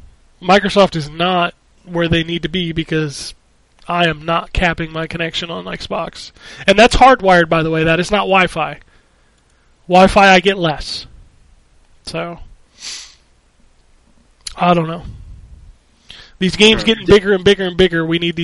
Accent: Philippines; English is a second language; it will be a lot worse reception back in my home country of the Philippines.

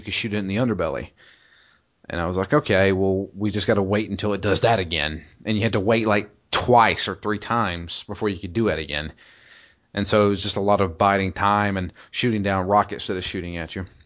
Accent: Georgia, United States; I'm from Georgia

